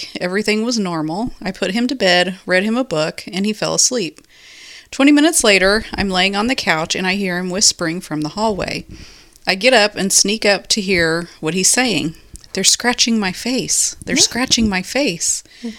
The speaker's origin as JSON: {"language": "English", "region": "West Coast", "country": "United States", "said": "I'm from the West Coast."}